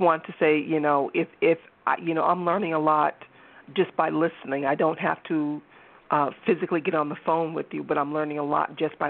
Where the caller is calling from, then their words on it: Massachusetts, United States; I'm calling from Massachusetts.